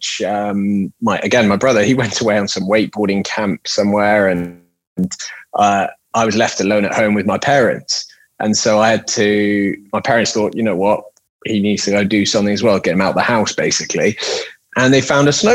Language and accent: English; Switzerland; I was born and brought up in Switzerland.